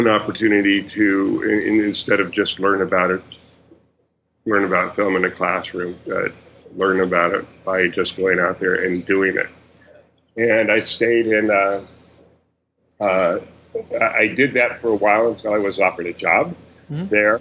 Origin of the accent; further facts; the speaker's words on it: Orange County, California, United States; I grew up in the Orange County area, the deepest, darkest, very Republican Orange County